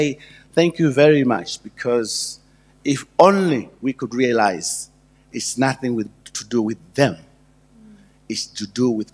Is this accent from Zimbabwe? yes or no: yes; Zimbabwe; moved away; I'm from Zimbabwe. It was called Rhodesia then